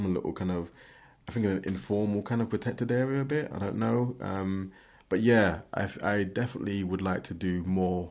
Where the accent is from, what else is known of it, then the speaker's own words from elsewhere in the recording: London, United Kingdom; now in Aberdeen, United Kingdom; I'm from London